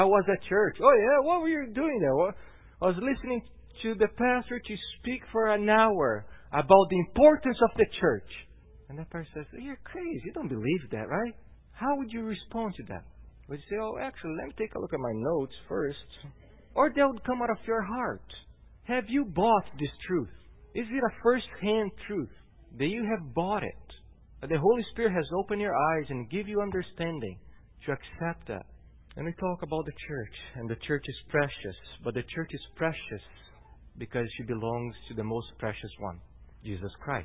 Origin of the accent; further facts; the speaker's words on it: Brazil; now in Salem, United States; I come from Brazil.